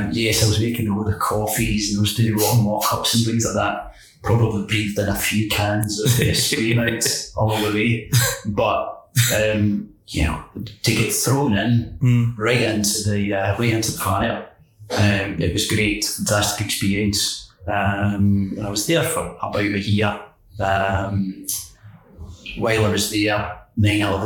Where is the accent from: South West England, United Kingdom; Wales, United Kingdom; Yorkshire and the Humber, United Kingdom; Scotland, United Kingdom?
Scotland, United Kingdom; Kilmarnock; I grew up in Kilmarnock, which is the hometown of Johnny Walker's whiskey